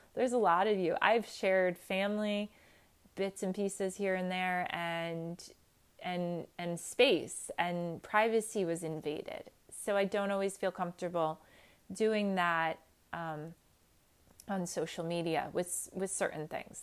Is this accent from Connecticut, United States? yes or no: no; New Jersey, United States; straight from New Jersey